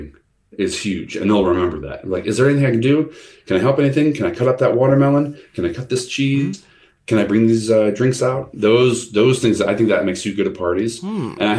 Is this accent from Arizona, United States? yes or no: no; the Midwest, Illinois, United States; I'm from the Midwest, and that is a region, Illinois, that's like in the middle of the country